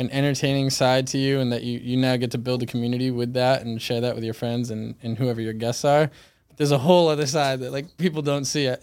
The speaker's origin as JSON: {"language": "English", "town": "Weymouth", "region": "Massachusetts", "country": "United States", "tie": "born or raised there", "also_born_or_lived": "Fort Lauderdale, Florida", "said": "I was born in Fort Lauderdale, Florida, and I grew up in Weymouth, Massachusetts"}